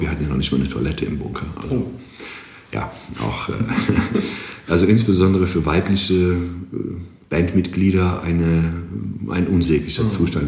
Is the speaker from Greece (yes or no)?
yes; Greece; German is a second language; moved away as an adult; now in Aachen, Germany; Ich komme tatsächlich aus Griechenland